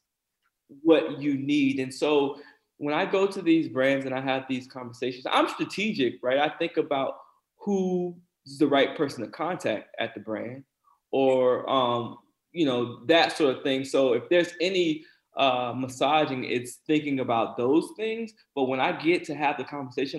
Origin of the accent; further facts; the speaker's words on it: South Carolina, United States; my experience as a Black person growing up in South Carolina